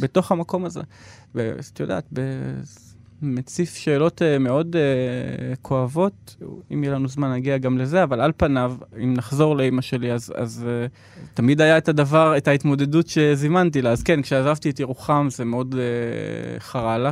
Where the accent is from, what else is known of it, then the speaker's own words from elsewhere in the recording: Yeruham, Southern District, Israel; now in Tel Aviv, Israel; אני גדלתי בסביבה מאוד הומוגנית